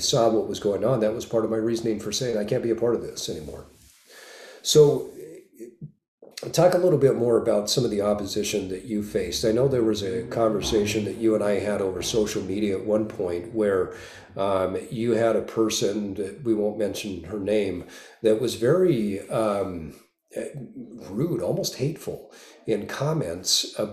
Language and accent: English; Utah, United States; I grew up in Utah and spent the majority of my life in Utah